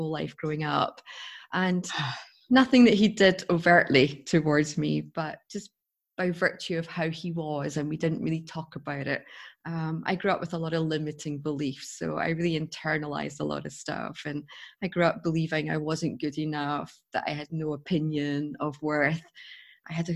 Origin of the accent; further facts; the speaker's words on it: Scotland, United Kingdom; I come from Scotland, as you can tell by my accent.